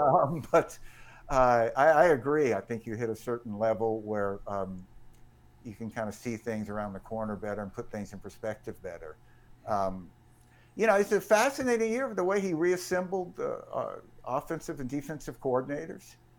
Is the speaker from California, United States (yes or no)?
no; Jackson, Mississippi, United States; when I was a kid growing up in Jackson, and my dad and I used to, uh, walk to the games that were in Memorial Stadium, um, for my house over in Bellhaven.